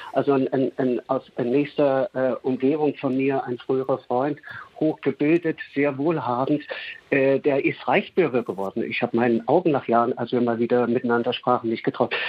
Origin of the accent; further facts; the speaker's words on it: East Germany, Germany; ich bin in der DDR aufgewachsen